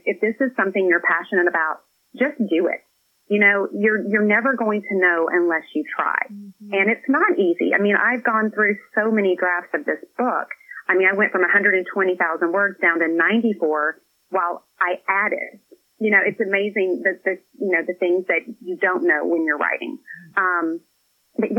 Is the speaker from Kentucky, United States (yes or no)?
yes; Scottsville, Kentucky, United States; now in Nashville, United States; I live in Tennessee now. I'm originally from Kentucky.